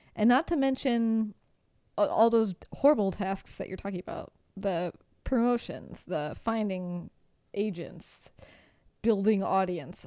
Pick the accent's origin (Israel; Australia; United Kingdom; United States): United States; moved away; as an American